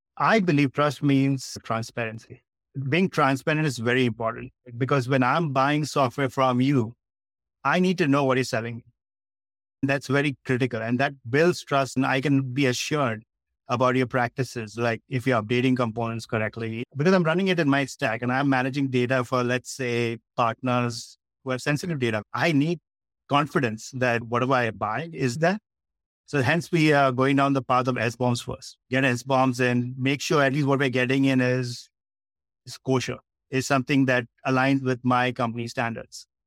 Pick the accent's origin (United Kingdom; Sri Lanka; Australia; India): India; Mumbai, Maharashtra; I was born and brought up in Bombay in India